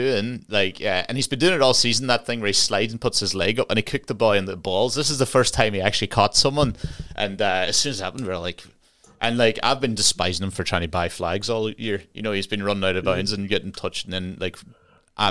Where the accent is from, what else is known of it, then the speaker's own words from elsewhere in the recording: Ireland; now in United Kingdom; we're Irish